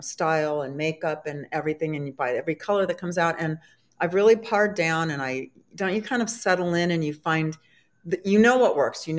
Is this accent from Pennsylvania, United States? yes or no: no; San Diego, California, United States; now in Maryland, United States; when I moved to Maryland, I'm from San Diego, it was in January